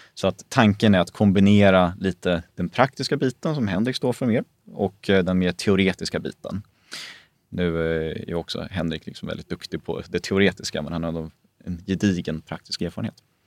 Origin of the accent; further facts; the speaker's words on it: Småland, Sweden; jag är ju grunden smålänning